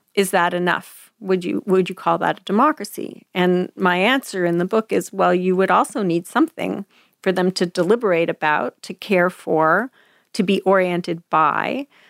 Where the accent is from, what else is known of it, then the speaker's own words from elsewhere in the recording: Quebec, Canada; moved away as an adult; now in United States; We were being raised English and Quebec